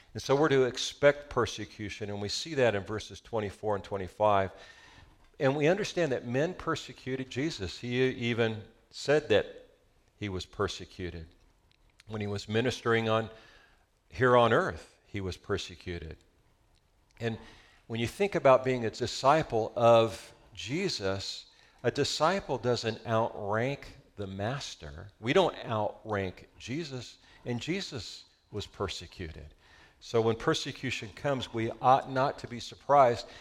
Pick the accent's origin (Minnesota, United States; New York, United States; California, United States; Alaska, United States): California, United States; Southern; We're from Southern California